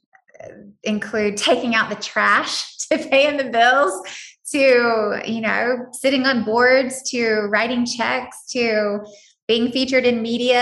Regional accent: United States; I am an American

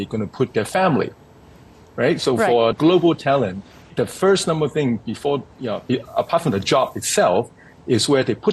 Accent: Hong Kong; I'm born and raised in Hong Kong

